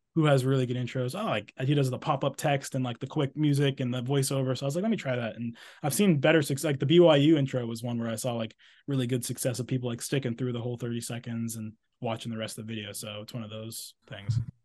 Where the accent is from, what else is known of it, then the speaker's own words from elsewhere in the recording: Exeter, New Hampshire, United States; moved away; I'm from New Hampshire, from a town called Exeter, New Hampshire. I'm actually here right now, like I said, visiting family